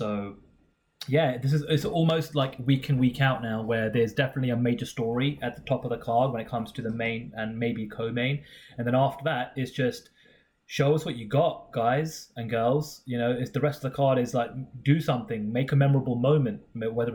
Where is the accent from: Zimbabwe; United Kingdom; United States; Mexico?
United Kingdom; we are the Brit Pack